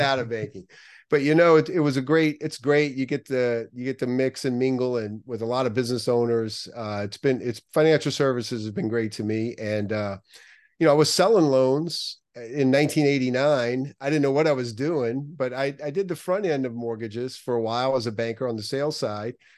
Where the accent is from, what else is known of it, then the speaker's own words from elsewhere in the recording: New Orleans, Louisiana, United States; also born or lived in New York; now in Southern California, United States; I grew up right outside of New Orleans